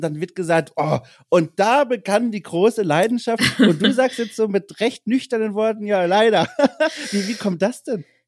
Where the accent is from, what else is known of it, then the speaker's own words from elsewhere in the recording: Lower Franconia, Bavaria, Germany; ich bin aus Unterfranken